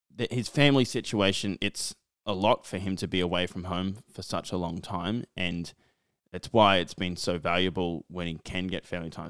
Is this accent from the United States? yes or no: no; Australia; as an Australian football fan